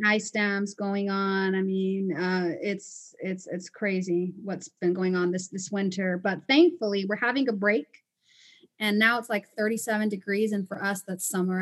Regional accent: Panama; moved away as an adult; also born or lived in Costa Rica / Chicago, United States; now in United States; I am originally from Panama and Costa Rica, and, um, I immigrated here to the States almost eight years ago

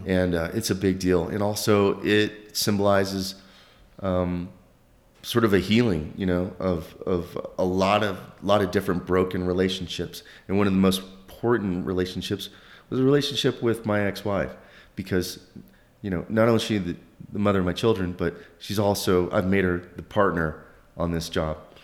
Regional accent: northern Oklahoma, United States; moved away as an adult; also born or lived in southeastern United States / France; I grew up in, in a small little town in, uh, northern Oklahoma

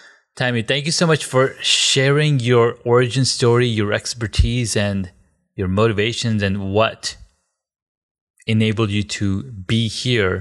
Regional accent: Southern California, United States; I grew up in Southern California

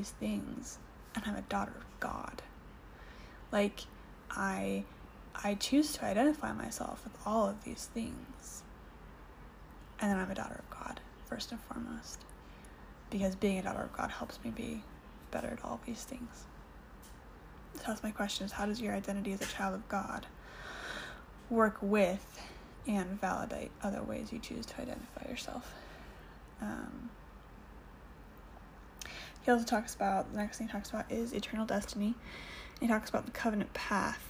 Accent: United States; moved away as an adult; now in Canada; I'm an American, currently living in Canada

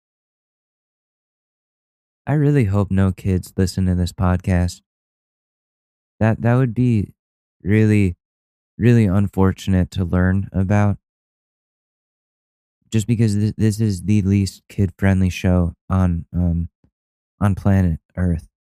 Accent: Ridgefield, Connecticut, United States; my hometown of Ridgefield, Connecticut

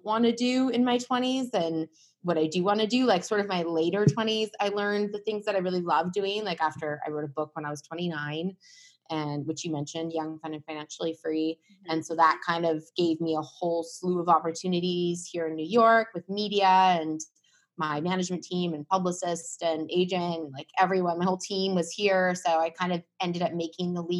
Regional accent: Vancouver, British Columbia, Canada; also born or lived in California / Toronto, Ontario / London; I grew up in Canada, in Vancouver on the West Coast

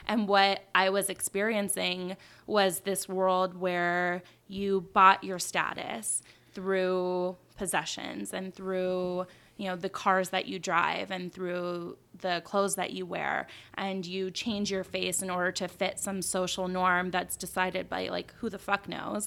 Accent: Beverly Hills, California, United States; moved away; I grew up in Beverly Hills.

